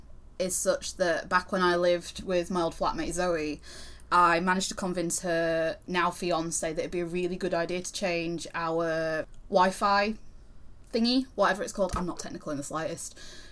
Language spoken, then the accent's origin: English; the North, England, United Kingdom; However, I am from the North.